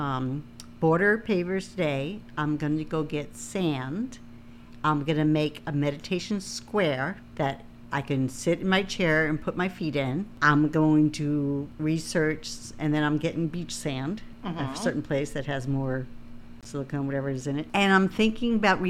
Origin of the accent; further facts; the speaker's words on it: Long Island, New York, United States; I grew up on Long Island